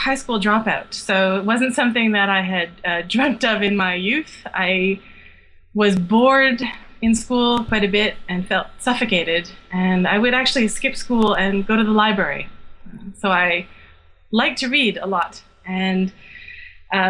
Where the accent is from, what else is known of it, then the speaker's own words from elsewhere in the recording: rural Quebec, Canada; now in Montreal, Canada; I grew up in the country of rural Quebec, but I'm now a city girl